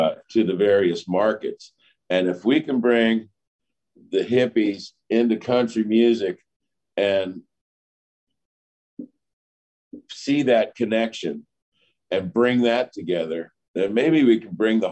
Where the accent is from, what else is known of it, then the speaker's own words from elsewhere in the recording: Pittsburgh, Pennsylvania, United States; moved away as an adult; also born or lived in Morgantown, West Virginia / Boulder, Colorado; I grew up in Pittsburgh, Southern Pittsburgh